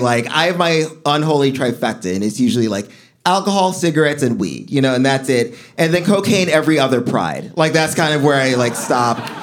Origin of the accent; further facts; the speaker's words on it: New York City, New York, United States; I'm from Flatbush